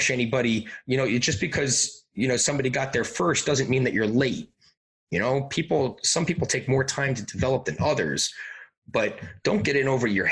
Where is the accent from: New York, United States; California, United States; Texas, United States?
New York, United States; Long Island; moved away; growing up on Long Island, I lived 5 minutes away from the rink